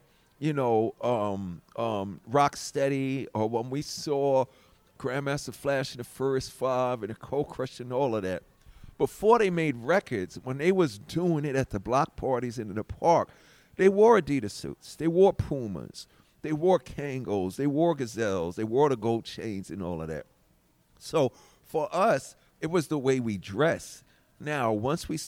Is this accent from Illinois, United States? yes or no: no; New York City, New York, United States; I come from Hollis